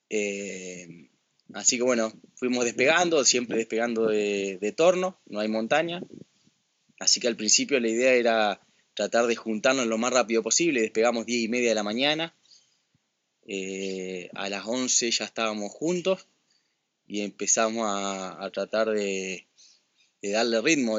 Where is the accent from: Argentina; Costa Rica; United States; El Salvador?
Argentina; Paraná, Entre Ríos; yo soy de, Paraná. Paraná está en la provincia de Entre Ríos